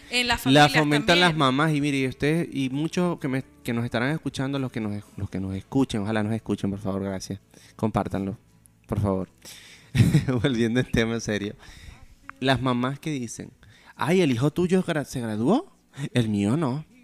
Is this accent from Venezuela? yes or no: yes; Venezuela; born there; yo soy latinoamericano, he nacido en Venezuela, me he criado también aquí